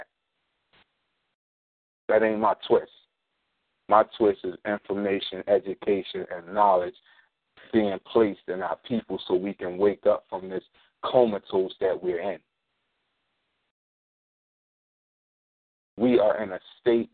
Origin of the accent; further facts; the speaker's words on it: Philadelphia, Pennsylvania, United States; I'm from North Philadelphia